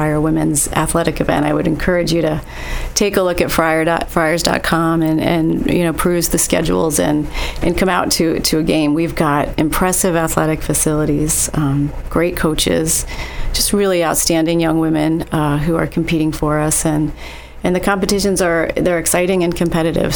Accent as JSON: {"language": "English", "region": "northeastern Pennsylvania", "country": "United States", "tie": "born or raised there", "said": "I grew up in a small town in northeastern Pennsylvania"}